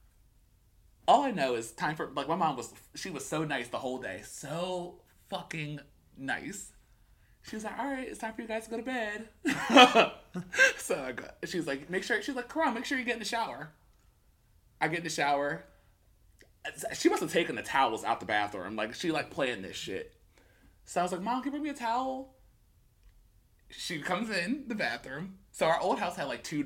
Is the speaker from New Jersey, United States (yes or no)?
yes; Pennsauken, New Jersey, United States; I grew up in Pensauken, we used to have rock fights